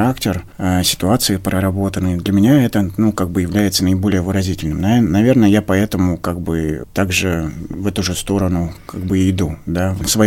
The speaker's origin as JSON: {"language": "Russian", "town": "Baranchinsky", "region": "Sverdlovsk Oblast", "country": "Russia", "tie": "born there", "said": "А, я родился на Урале, в небольшом поселке, поселок Барянчинский, это недалеко от Нижнего Тагила."}